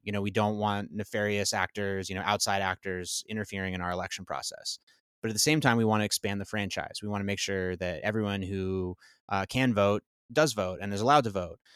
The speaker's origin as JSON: {"language": "English", "town": "Berkeley", "region": "California", "country": "United States", "moved": "yes", "said": "I'm from Berkeley."}